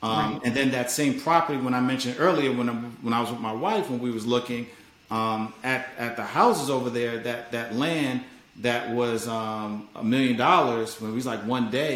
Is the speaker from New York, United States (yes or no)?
yes; New York City, New York, United States; moved away as an adult; also born or lived in Hampton, Virginia; now in Maryland, United States; I'm originally from New York. I'm from Harlem